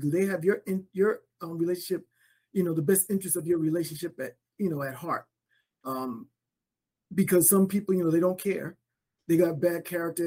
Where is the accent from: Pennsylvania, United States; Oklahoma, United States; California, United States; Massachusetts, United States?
Massachusetts, United States; Boston; now in San Antonio, United States; I am originally from Boston, Massachusetts.